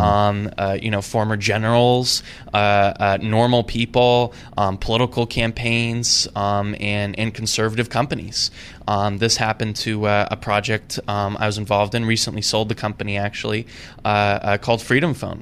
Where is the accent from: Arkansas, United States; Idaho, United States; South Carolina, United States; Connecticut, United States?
Idaho, United States; I grew up in Idaho